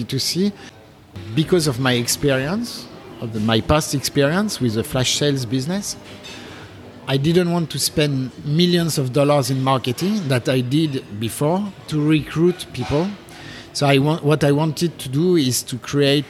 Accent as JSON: {"language": "English", "country": "France", "accent": "French", "second_language": "English", "moved": "yes", "lives_now": "Japan", "said": "I'm French, in case you didn't notice with my accent."}